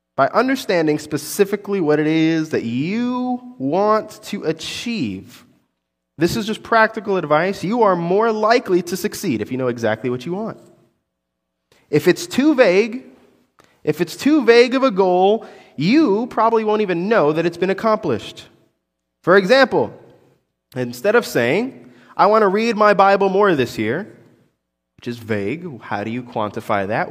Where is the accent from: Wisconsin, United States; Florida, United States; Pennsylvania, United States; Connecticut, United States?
Florida, United States; Orlando; I, I'm from Orlando. I grew up in Orlando.